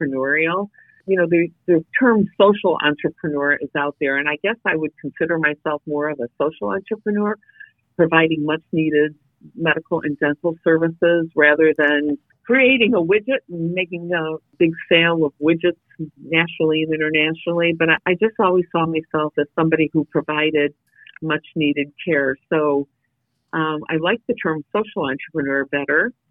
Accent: Detroit, Michigan, United States; I'm from Detroit

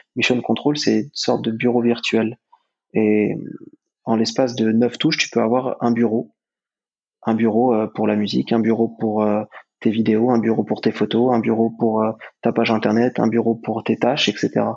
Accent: France; en tant que Français

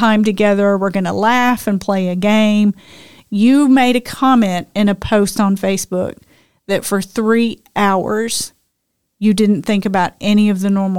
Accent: United Kingdom; I'm British. Come on.

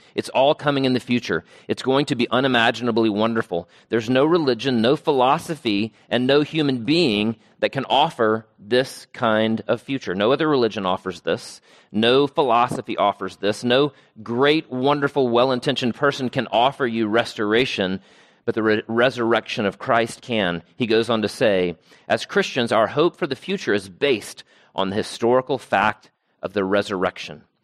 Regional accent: Travelers Rest, South Carolina, United States; I grew up on land in Travelers Rest, South Carolina, and so much of my childhood was spent mowing

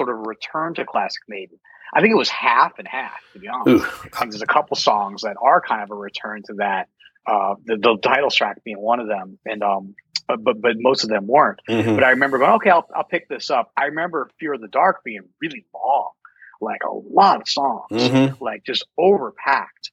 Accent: Denver, Colorado, United States; Growing up in Denver, you go to Red Rocks all the time.

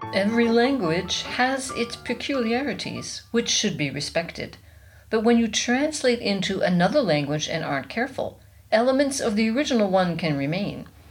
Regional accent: United States; now in Germany; I'm American

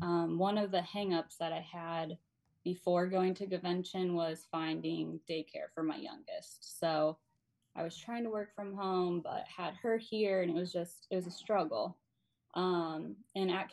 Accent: Michigan, United States; I am from Michigan

